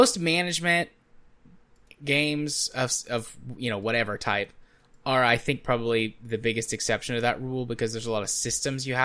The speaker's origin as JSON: {"language": "English", "region": "Tennessee", "country": "United States", "said": "I'm from Tennessee."}